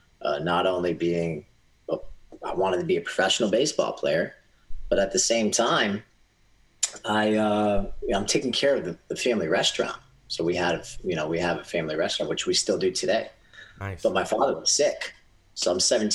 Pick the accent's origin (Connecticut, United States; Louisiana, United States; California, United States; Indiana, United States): Connecticut, United States; Southeastern; I was born here in Southeastern Connecticut, and I was born into, first generation American. So my parents came here from Greece